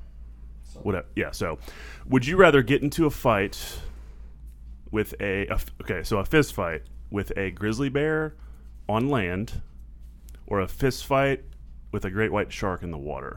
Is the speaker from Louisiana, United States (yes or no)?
yes; Jefferson Parish, Louisiana, United States; also born or lived in New Orleans; In Jefferson Parish, which is where I grew up in, I was born in New Orleans